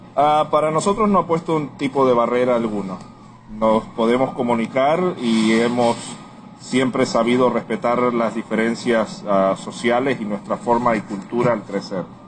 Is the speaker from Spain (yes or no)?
no; Puerto Rico; Soy nacido en Puerto Rico